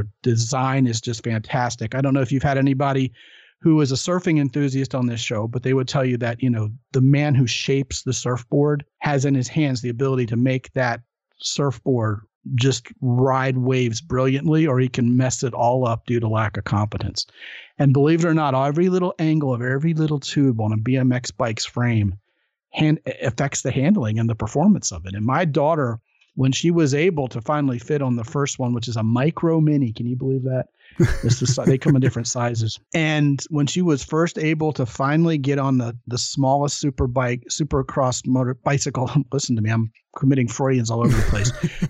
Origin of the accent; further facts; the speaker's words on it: Baltimore, Maryland, United States; moved away; I'm originally from Baltimore